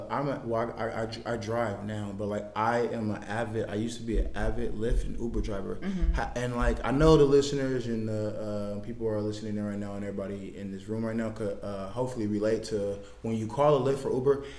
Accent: United States; I try to act like I'm not American at that point

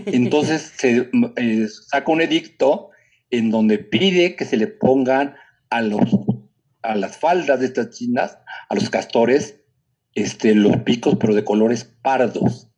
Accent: Puebla, Mexico; los poblanos seguimos siendo barrocos en nuestra forma de hablar

